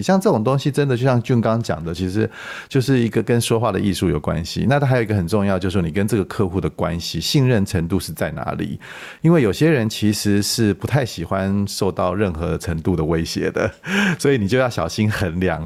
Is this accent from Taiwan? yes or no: yes; Taiwan; 我们台湾人常喜欢讲一句话